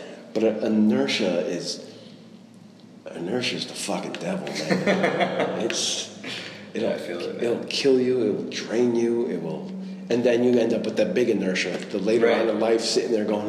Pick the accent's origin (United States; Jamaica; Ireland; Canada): Ireland; Being a creative, being Irish.